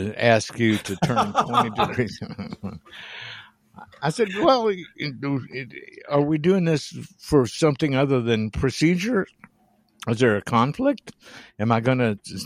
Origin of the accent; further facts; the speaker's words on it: Jeffersonville, Indiana, United States; my hometown, Jeffersonville, Indiana